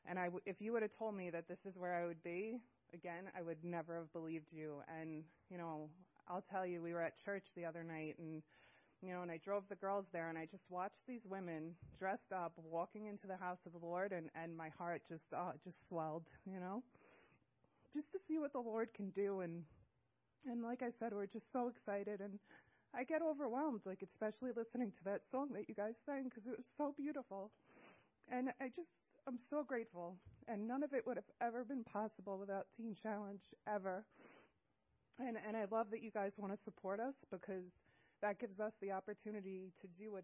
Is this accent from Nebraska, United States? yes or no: no; Long Island, New York, United States; moved away as an adult; now in Washington, United States; I'm from Long Island, New York, and I've lived in the beautiful state of Washington for about 3 weeks now